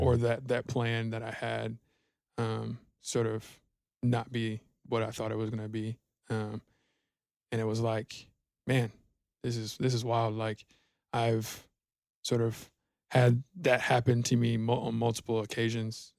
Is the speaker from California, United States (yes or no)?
no; Georgia, United States; moved away as an adult; now in Denton, United States; I'm from Georgia originally, uh, born and raised, uh, moved out to Texas, um, in twenty eighteen